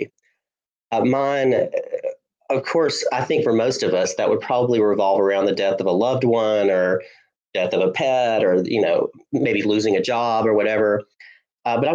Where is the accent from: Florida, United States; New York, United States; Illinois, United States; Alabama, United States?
Alabama, United States; Hulaco; I loved growing up in Hulaco up in North Alabama